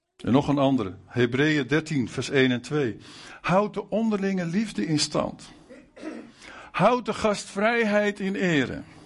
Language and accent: Dutch; Netherlands; Wij als Nederlanders